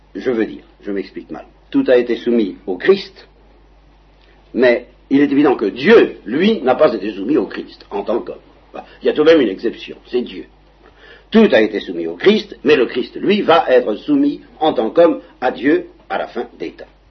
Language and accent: French; Normandy, France; je suis Normand